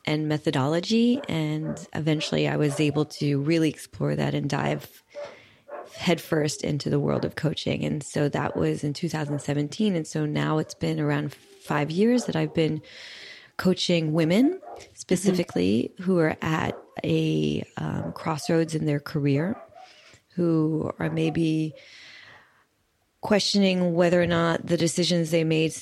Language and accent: English; New York City, New York, United States; moved away as an adult; now in Paris, France; I grew up in Brooklyn, New York